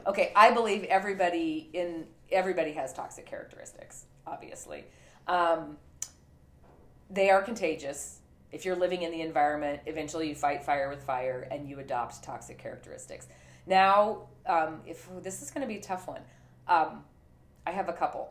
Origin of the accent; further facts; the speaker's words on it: Montana, United States; I was raised in Montana